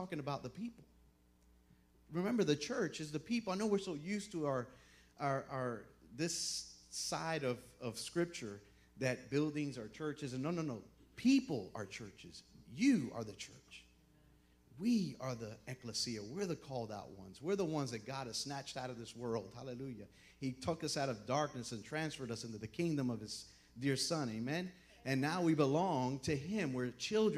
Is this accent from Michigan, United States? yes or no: no; Miami, Florida, United States; moved away; I'm from Miami, Florida